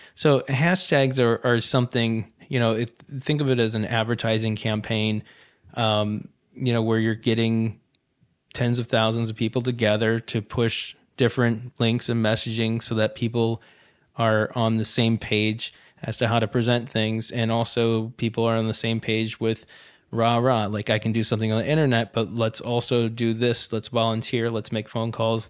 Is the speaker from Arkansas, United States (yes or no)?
no; Ohio, United States; moved away; also born or lived in North Carolina; I grew up in Ohio